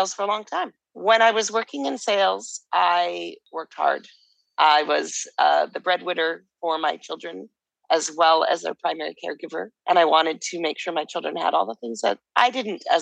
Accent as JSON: {"language": "English", "town": "Calgary", "region": "Alberta", "country": "Canada", "tie": "born or raised there", "also_born_or_lived": "Vancouver, Canada", "moved": "as an adult", "lives_now": "Mexico", "said": "So I grew up in Calgary, Alberta."}